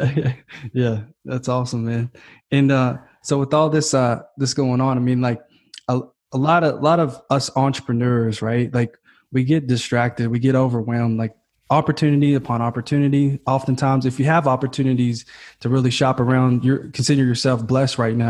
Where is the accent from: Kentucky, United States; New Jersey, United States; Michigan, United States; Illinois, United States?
Kentucky, United States; now in California, United States; I'm from Kentucky, man. So uh, and I'm living in California now, and I'm like this Kentucky kid